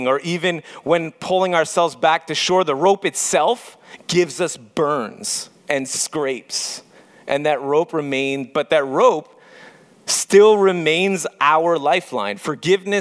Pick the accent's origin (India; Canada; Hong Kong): Canada; Montreal, Quebec; moved away; I'm actually from Montreal, Quebec